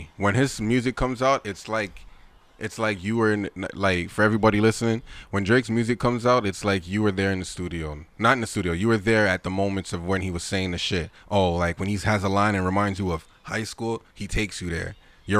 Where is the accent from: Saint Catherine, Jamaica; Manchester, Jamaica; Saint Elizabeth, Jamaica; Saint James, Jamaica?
Manchester, Jamaica; Mandeville; I'm from Swavey's Hope, Mandeville, in Jamaica. That's where my people's from.